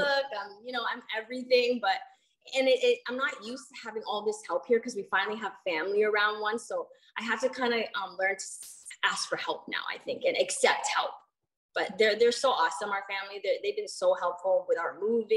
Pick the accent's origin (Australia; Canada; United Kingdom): Canada; Hamilton, Ontario; moved away; I'm from a small town called Hamilton, Ontario.